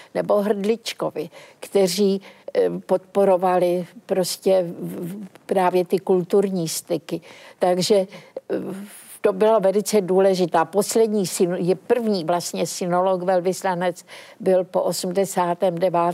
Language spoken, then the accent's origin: Czech; Czechia; Jsme z Československa, to je taková malá republika ve střední Evropě